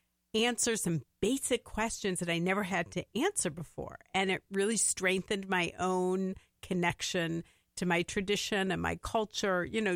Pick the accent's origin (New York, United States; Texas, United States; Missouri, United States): Missouri, United States; St. Louis; moved away as an adult; now in Minnesota, United States; I grew up in St. Louis, Missouri, or Missouri, as most Missourians say.